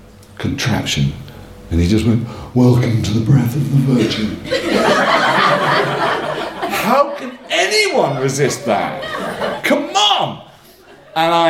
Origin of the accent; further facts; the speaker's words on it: Northumberland, North East England, United Kingdom; moved away; also born or lived in Clapham, London; I come from Northumberland